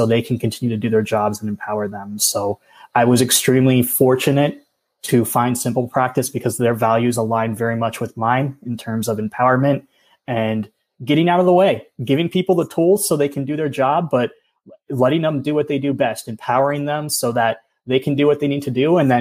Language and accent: English; Pennsylvania, United States; moved away as an adult; also born or lived in Oahu, Hawaii; I'm from Pennsylvania originally